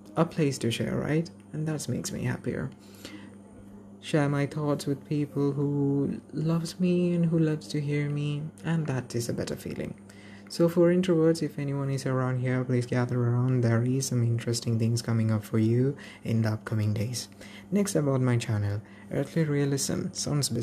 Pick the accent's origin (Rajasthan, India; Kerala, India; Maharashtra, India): Kerala, India; I'm a native of Kerala